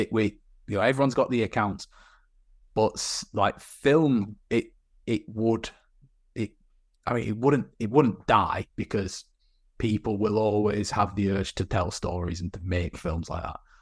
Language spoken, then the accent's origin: English; Burnley, North West England, United Kingdom; my hometown of Burnley